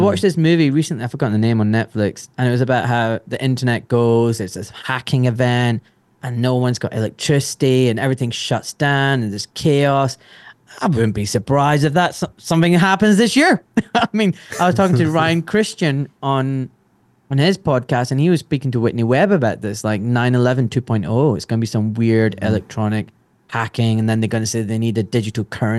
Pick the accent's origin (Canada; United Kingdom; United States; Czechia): United Kingdom; Glasgow, Scotland; I grew up in Glasgow and the only brown kid in school